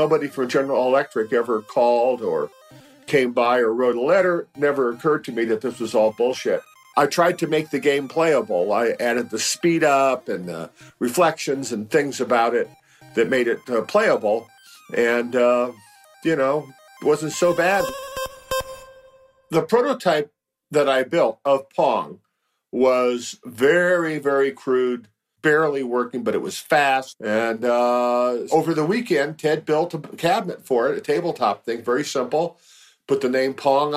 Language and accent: English; San Francisco, California, United States; I was born in San Francisco in 1948 and grew up in the city